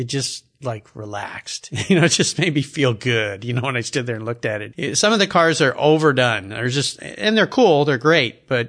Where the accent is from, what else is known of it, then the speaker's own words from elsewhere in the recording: California, United States; That's how I grew up in Southern California and I surfed.